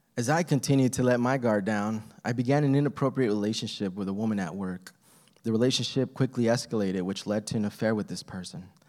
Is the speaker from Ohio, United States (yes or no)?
no; El Paso, Texas, United States; I was born in El Paso, Texas.